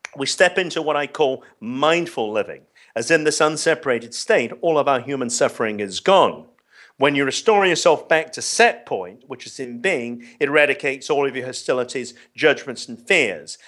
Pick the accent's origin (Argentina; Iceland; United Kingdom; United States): United Kingdom; London; I grew up in London, and I was very privileged